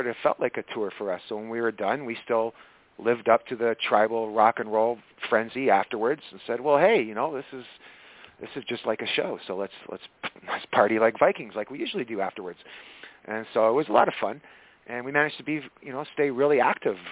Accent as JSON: {"language": "English", "region": "Scotland", "country": "United Kingdom", "tie": "born or raised there", "moved": "yes", "said": "I was born in Scotland, so I'm not exactly European"}